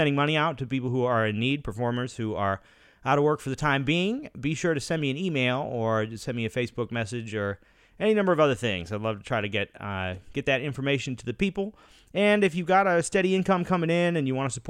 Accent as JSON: {"language": "English", "town": "Boston", "region": "Massachusetts", "country": "United States", "tie": "born or raised there", "said": "growing up in the Boston area"}